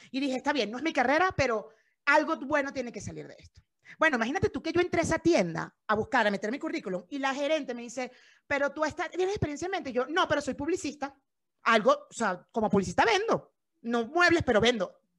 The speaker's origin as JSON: {"language": "Spanish", "town": "Cumaná", "region": "Sucre", "country": "Venezuela", "tie": "born or raised there", "also_born_or_lived": "Caracas, Venezuela", "moved": "as an adult", "lives_now": "Mexico", "said": "Yo soy de Cumaná. O sea, a Cumaná y Caracas, yo vivo entre los dos"}